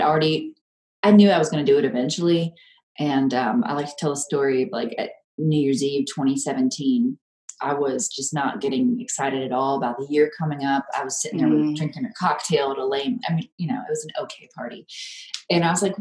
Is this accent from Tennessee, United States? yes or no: yes; Memphis, Tennessee, United States; moved away as an adult; now in New Mexico, United States; born and raised in the South. Memphis is, I've called home for a long, long time